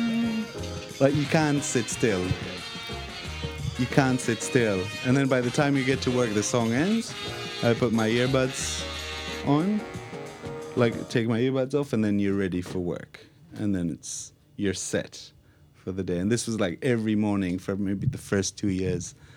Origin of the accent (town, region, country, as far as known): Israel; now in London, United Kingdom